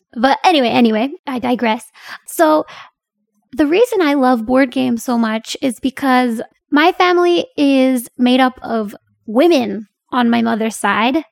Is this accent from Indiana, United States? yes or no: no; Pennsylvania, United States; moved away as an adult; also born or lived in Korea; now in South Korea; Pennsylvania, my home state